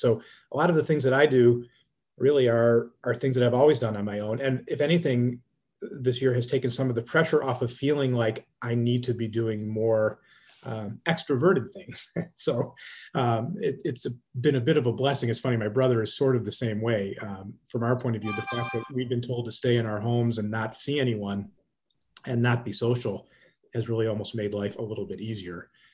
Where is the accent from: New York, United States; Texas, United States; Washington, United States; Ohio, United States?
Ohio, United States; Cleveland; I'm from Cleveland, Ohio